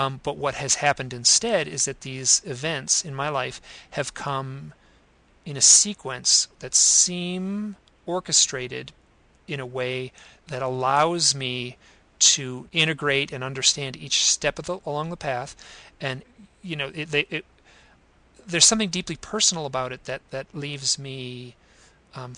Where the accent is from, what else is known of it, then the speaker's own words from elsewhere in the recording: Idaho, United States; my hometown here in Idaho